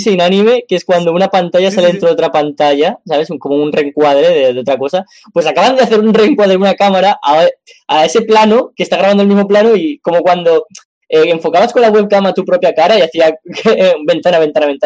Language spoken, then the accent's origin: Spanish; Spain; yo soy español